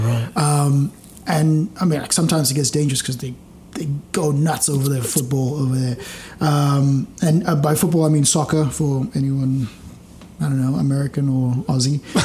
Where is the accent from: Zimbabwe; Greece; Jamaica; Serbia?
Zimbabwe; now in Australia; growing up in Zimbabwe